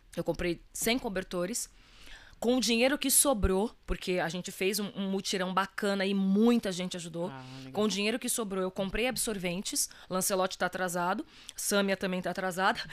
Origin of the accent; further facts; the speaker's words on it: Ferraz de Vasconcelos, São Paulo, Brazil; also born or lived in Minas Gerais; eu sou cria do Alto Tietê